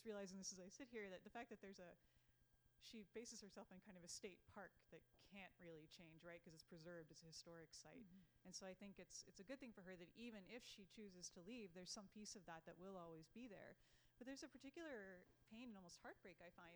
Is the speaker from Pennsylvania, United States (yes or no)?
yes; Newville, Pennsylvania, United States; moved away; I grew up in Newville, Pennsylvania, which right down 81, it's south of Carlisle